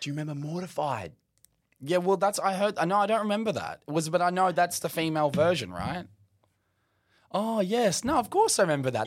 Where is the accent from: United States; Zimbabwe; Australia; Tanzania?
Australia; Kimberley, Western Australia; moved away as an adult; retire as a journalist back in the Kimberley